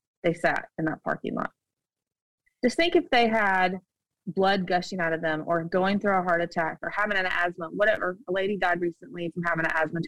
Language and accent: English; United States; moved away as an adult; now in Shanghai, China; we have an American passport